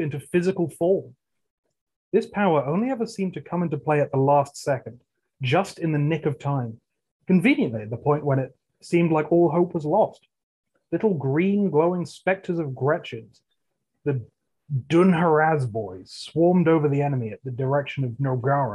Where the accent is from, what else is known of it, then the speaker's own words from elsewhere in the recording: England, United Kingdom; I'm English